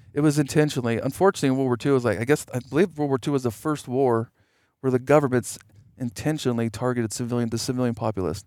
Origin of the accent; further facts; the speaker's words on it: United States; I'm an American